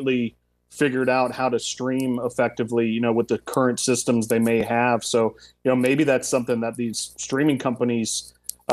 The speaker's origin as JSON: {"language": "English", "town": "Miami", "region": "Florida", "country": "United States", "moved": "yes", "said": "I'm from Miami, Florida"}